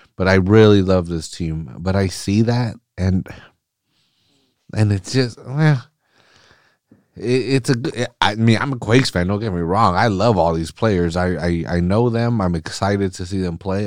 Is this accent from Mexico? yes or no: yes; Mexico; first language Spanish; English is a second language; I'm, I'm Mexican. I, I, Spanish was my first language, and I'm terrible at it now